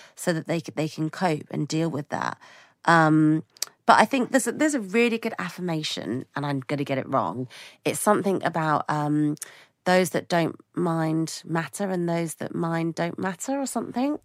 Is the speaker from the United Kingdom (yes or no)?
yes; United Kingdom; as a British person